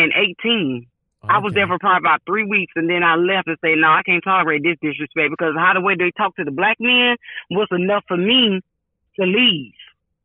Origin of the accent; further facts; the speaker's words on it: Jacksonville, Florida, United States; now in Tampa, United States; I came from Jacksonville, Florida, and passed all my tests, and now I'm here in Tampa, and you want me to retake all the CDL exams?